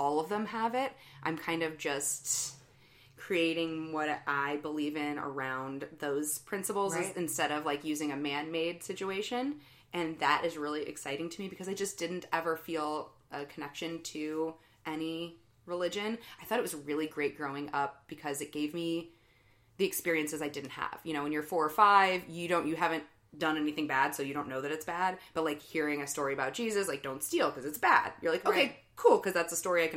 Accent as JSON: {"language": "English", "town": "St. Louis", "region": "Missouri", "country": "United States", "tie": "born or raised there", "said": "I was raised Catholic here in St. Louis"}